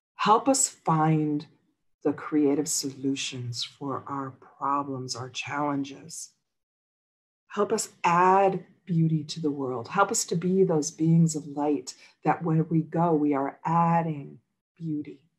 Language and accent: English; Midwest near Chicago, Illinois, United States; now in Los Angeles, United States; I grew up in Midwest near Chicago.